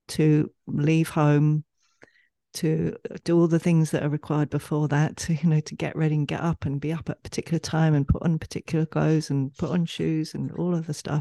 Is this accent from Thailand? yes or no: no; England, United Kingdom; we're both from England